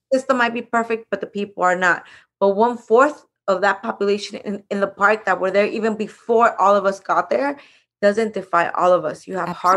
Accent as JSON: {"language": "English", "town": "Los Angeles", "region": "California", "country": "United States", "tie": "born or raised there", "also_born_or_lived": "Mexico", "said": "i live in the jensen's building i lived there for 30 years"}